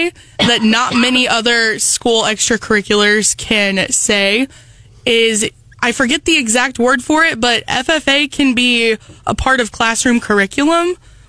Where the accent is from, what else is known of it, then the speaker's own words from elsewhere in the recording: Centralia, Missouri, United States; I did not come from any type of ag background. Growing up in Centralia, you're in a agricultural area